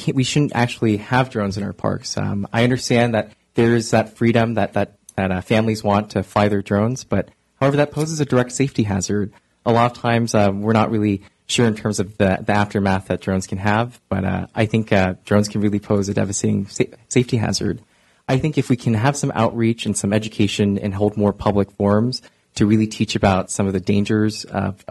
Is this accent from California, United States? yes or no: yes; Oakland, California, United States; I volunteer in my hometown of East Oakland